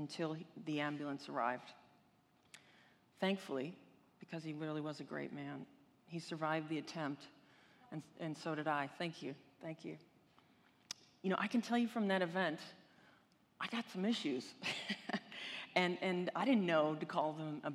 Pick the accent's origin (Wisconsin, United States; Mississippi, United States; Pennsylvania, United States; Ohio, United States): Ohio, United States; Cleveland; I grew up in Cleveland, Ohio, not exactly the vacation destination of the world, but it was a good place to grow up